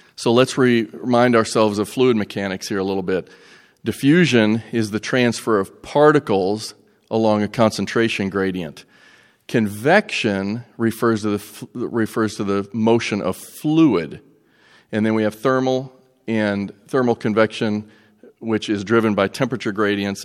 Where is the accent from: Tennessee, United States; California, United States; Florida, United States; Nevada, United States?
Tennessee, United States; Greeneville; I'm from Greenville, Tennessee